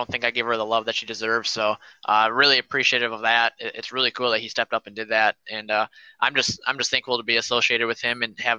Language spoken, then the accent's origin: English; Wisconsin, United States; I'm from Wisconsin